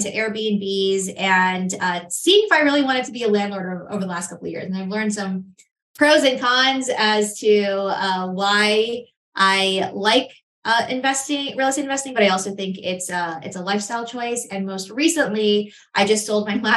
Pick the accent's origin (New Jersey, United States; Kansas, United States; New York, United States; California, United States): New York, United States; New York City; moved away as an adult; now in Charlotte, United States; Growing up in Queens, New York, I was looking around the neighborhood I grew up